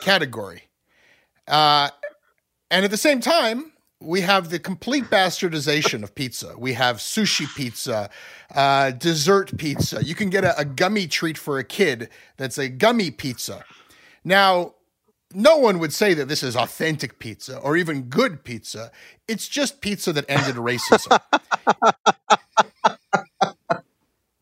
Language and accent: English; Ontario, Canada; we Anglos in Ontario